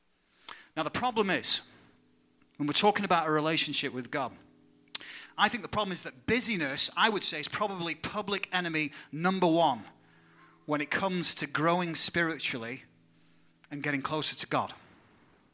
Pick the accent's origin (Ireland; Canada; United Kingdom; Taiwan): United Kingdom; England; now in United States; My home country of England